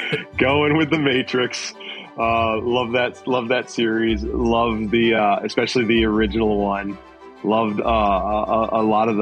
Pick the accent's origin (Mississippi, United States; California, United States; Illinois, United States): Illinois, United States; St. Charles; my hometown of St. Charles, Illinois, as a 9-year-old kid, 8-year-old kid